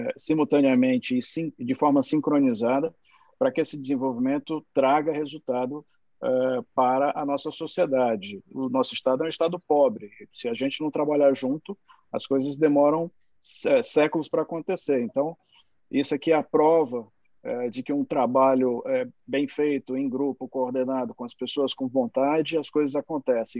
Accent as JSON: {"language": "Portuguese", "region": "Ceará", "country": "Brazil", "said": "como cearense"}